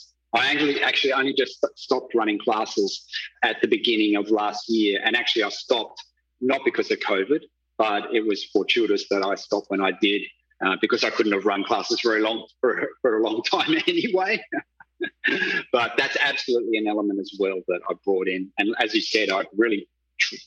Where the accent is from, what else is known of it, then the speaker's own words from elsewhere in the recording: Darwin, Northern Territory, Australia; I grew up in the capital of the Northern Territory, I was surrounded by bushland.